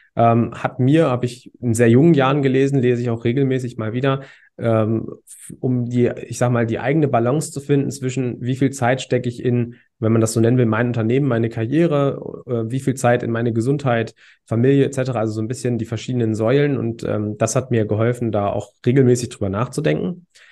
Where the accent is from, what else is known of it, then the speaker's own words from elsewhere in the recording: Hanover area, Lower Saxony, Germany; ich komme aus dem Raum Hannover